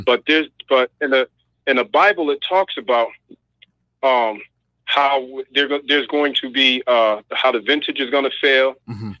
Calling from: Massachusetts, United States; I'm calling from Massachusetts

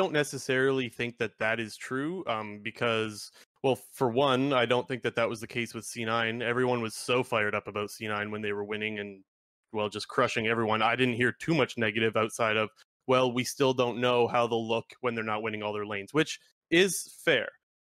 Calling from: Sarnia, Ontario, Canada; Sarnia, Ontario.

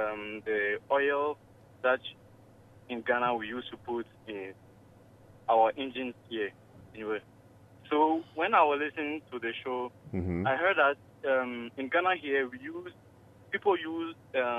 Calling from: France; English is a second language; I'm calling from. Normally, I live in France, so my English is not very good.

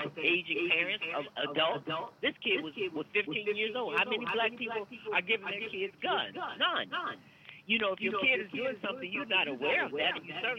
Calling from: Chicago, Illinois, United States; …, … in Chicago.

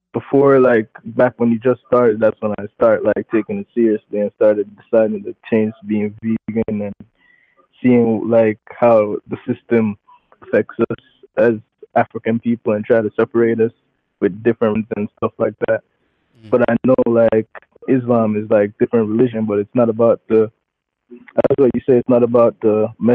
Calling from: Jamaica; I'm calling from Jamaica.

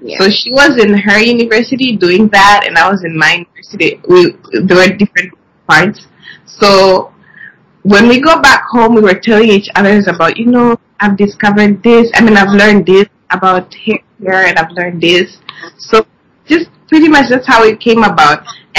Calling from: Dar es Salaam, Tanzania; Okay, we're currently calling from Dar es Salaam.

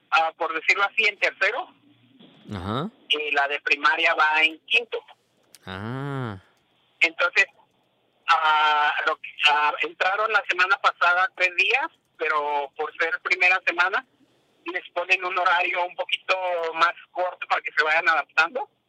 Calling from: San Diego, California, United States; de San Diego.

